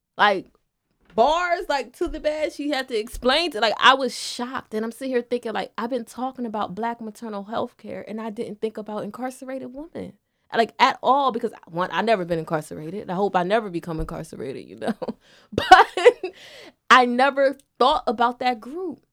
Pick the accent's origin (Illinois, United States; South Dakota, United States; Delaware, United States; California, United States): Delaware, United States; Wilmington; I was born and raised in Wilmington.